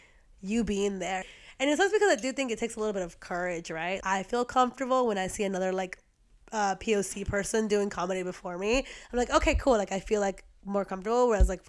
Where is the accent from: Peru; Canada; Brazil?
Peru; now in United States; when I'm from Peru